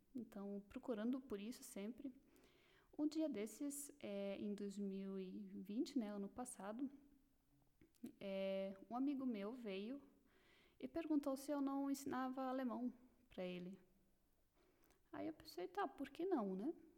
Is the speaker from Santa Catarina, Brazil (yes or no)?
yes; Blumenau, Santa Catarina, Brazil; moved away as an adult; now in Germany; Eu nasci em Blumenau, Santa Catarina